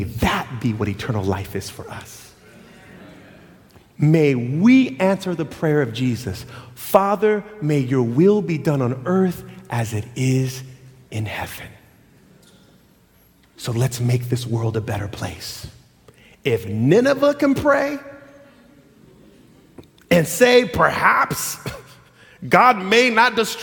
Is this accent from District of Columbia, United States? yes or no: no; Loma Linda, California, United States; I grew up in Loma Linda